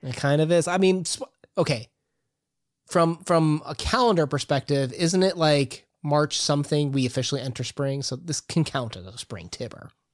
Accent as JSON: {"language": "English", "country": "United States", "said": "about as Irish as every other American that says that they're Irish"}